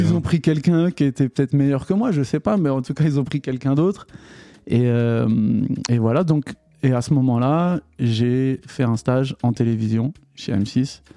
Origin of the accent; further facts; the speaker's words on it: Paris, Île-de-France, France; also born or lived in New York; je suis un vrai Parisien